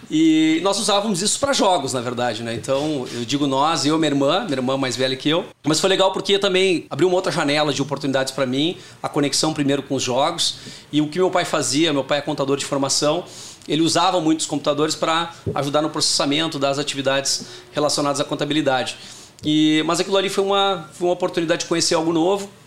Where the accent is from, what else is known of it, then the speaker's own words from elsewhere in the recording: Porto Alegre, Rio Grande do Sul, Brazil; Eu sou de Porto Alegre, natural de Porto Alegre. Eh, tinha tenho dois irmãos e uma irmã, então nasci numa família com bastante oportunidade de trabalho em equipe